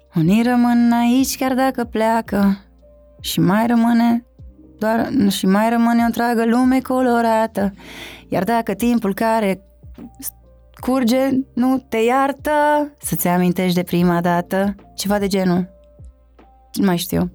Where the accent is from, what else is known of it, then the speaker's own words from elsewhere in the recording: Sebeș, Alba County, Romania; moved away as an adult; also born or lived in Cluj-Napoca, Romania; now in Bucharest, Romania; Am plecat din Sebeș în Cluj când aveam cred că nici 19 ani nu aveam